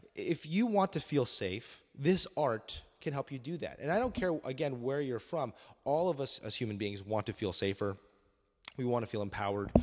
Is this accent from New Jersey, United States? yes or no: yes; New Jersey, United States; in my community growing up in New Jersey